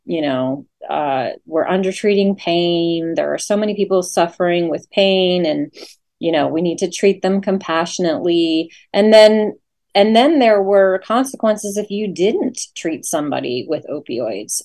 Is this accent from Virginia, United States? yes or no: yes; Leesburg, Virginia, United States; moved away as an adult; also born or lived in Norfolk, Virginia / La Grange, Kentucky; now in Oldham County, Kentucky, United States; originally I'm from Virginia. I grew up in Loudoun County, Virginia, and um, Leesburg